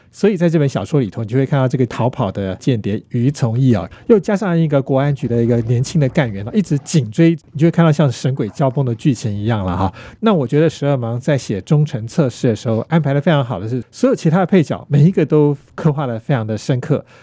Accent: Taiwan; 我们台湾人

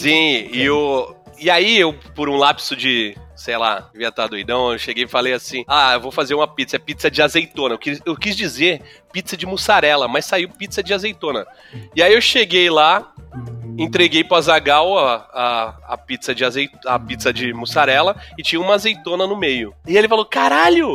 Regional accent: Santos, São Paulo, Brazil; moved away; also born or lived in Rio de Janeiro; eu mudei pra Santos de novo, porque eu nasci aqui

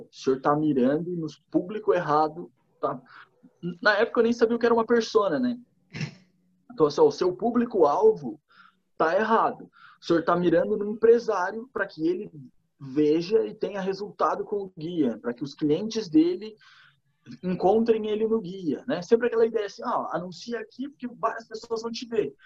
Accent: Torres, Rio Grande do Sul, Brazil; moved away as an adult; also born or lived in Lages, Santa Catarina; now in Florianópolis, Brazil; fui criado em Torres. Daí eu fui fazer faculdade em Lages

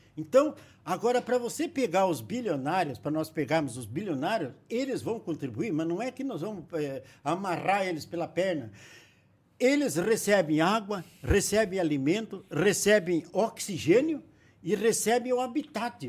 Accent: Castro, Paraná, Brazil; moved away; Eu nasci em Castro, aqui perto de Ponta Grossa

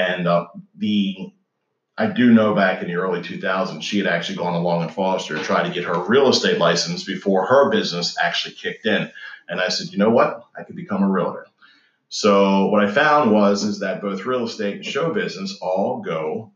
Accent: Maryland, United States; Was born and raised in Maryland.

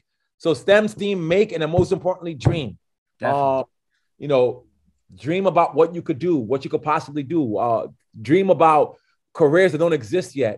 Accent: New York, United States; I'm a New Yorker

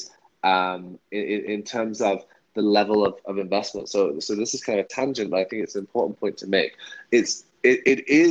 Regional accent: United Kingdom; I'm British

